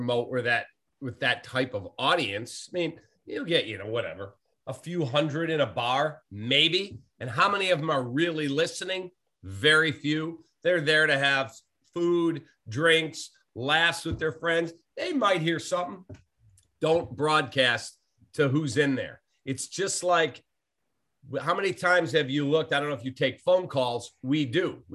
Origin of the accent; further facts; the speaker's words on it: Chicago, Illinois, United States; I'm a Chicagoan. I was born in Chicago, raised in Chicago. I live in Chicago, and I will die a Chicagoan